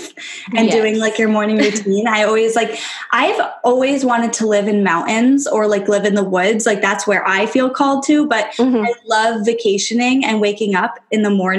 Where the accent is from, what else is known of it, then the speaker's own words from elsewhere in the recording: New York, United States; also born or lived in Kentucky; I am from New York